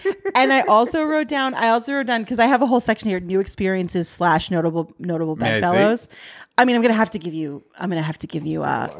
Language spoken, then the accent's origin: English; New York, United States; born there; I was born in New York, asshole.